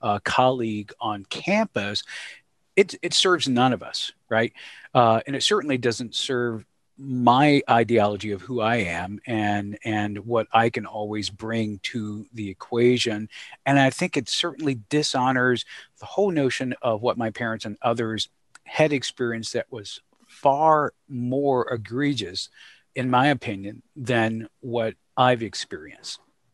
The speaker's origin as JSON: {"language": "English", "region": "Georgia", "country": "United States", "tie": "born or raised there", "said": "Thinking about growing up in the South, thinking concretely about things that were discussed at the dinner table, interactions with mom and dad, and some of the challenges. And by the South, I reference to the beautiful state of Georgia. So okay. That's home for me."}